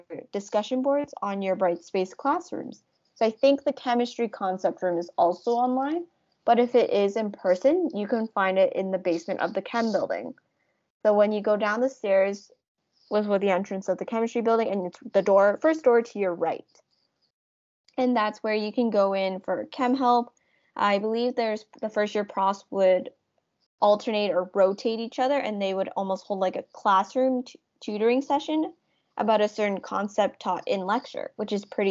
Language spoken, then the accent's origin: English; Ontario, Canada; now in Halifax, Canada; I am from Ontario